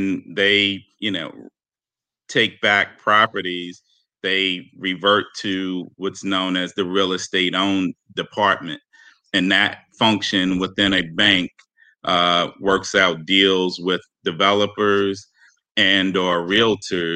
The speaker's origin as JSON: {"language": "English", "town": "New York City", "region": "New York", "country": "United States", "tie": "born or raised there", "also_born_or_lived": "northern New Jersey", "said": "I grew up in Harlem, literally four blocks from Columbia University"}